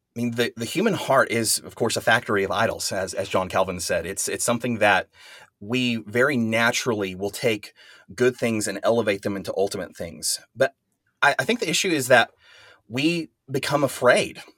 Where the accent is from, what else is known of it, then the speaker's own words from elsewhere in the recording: West Texas, United States; I'm, I'm from West Texas. I live in Amarillo, Texas